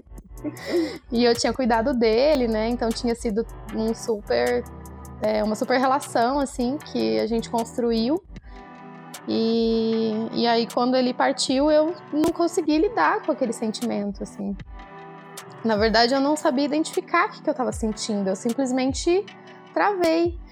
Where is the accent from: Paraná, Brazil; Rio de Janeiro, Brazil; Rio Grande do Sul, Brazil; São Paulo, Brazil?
Paraná, Brazil; interior of; moved away; eu venho aqui para o interior trazer, trazendo esse trabalho é, com muita honra e muita alegria também para o local onde eu nasci